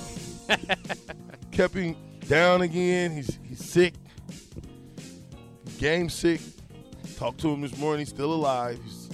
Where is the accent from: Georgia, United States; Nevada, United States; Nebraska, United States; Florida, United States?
Nebraska, United States; I'm from Nebraska